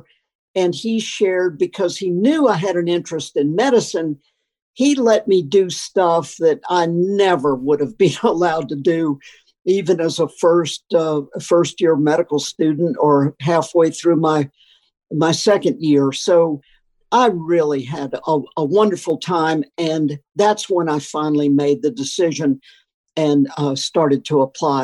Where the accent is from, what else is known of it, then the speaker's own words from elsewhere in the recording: Florida, North Carolina, the South, United States; moved away; also born or lived in Malawi; a Florida, North Carolina boy such as myself